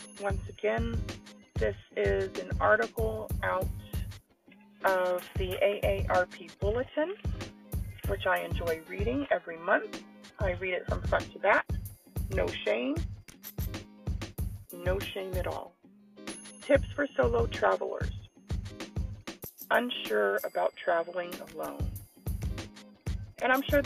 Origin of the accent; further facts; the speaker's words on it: San Antonio, Texas, United States; my hometown, San Antonio